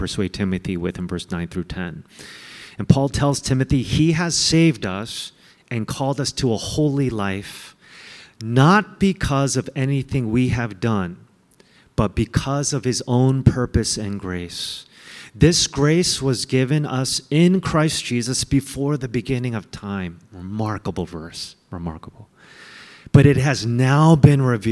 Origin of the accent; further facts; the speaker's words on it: United States; I hated being Asian American